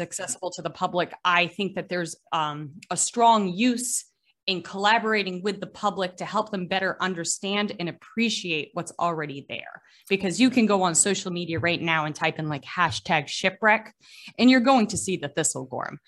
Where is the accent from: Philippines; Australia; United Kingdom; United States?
United States; Gloucester, Massachusetts; also born or lived in Boston; I was born in Gloucester, Massachusetts, which is America's oldest seaport.